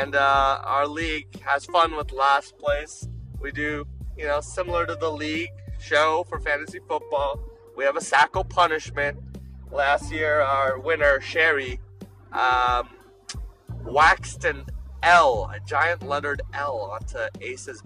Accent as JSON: {"language": "English", "country": "Canada", "said": "I'm Canadian"}